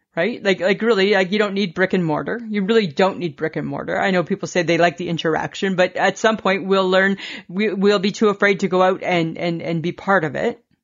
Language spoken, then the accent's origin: English; Ontario, Canada; I'm from Ontario